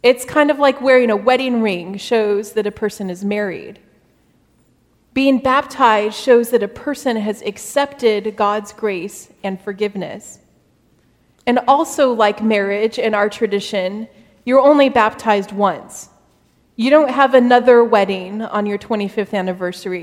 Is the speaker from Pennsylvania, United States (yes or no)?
no; Arizona, United States; I grew up in Arizona